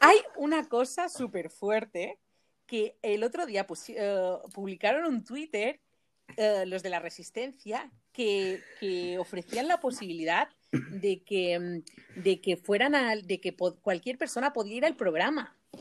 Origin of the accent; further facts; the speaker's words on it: Mallorca, Balearic Islands, Spain; moved away; yo soy de Mallorca y súper orgullosísima de, mm, de, de, de, venir de la isla